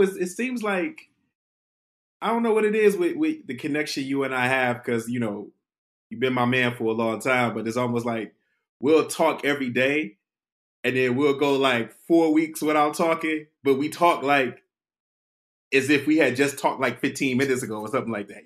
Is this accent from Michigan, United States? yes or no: yes; Detroit, Michigan, United States; I was from Detroit